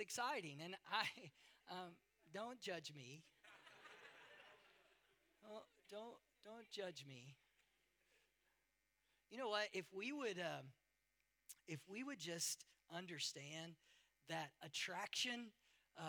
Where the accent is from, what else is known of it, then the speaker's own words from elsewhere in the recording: United States; moved away; I'm from America.